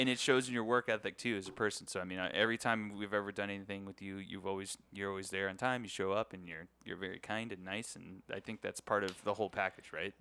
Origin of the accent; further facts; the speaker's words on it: San Antonio, Texas, United States; now in Las Vegas, United States; I'm a U T fan 'cause I grew up in San Antonio